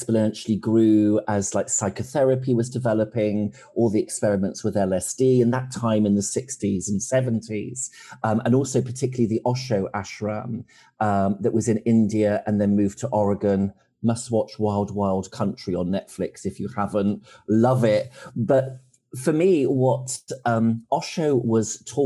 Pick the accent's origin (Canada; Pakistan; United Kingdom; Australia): United Kingdom; accent: like somebody off The Crown; I sound like somebody off The Crown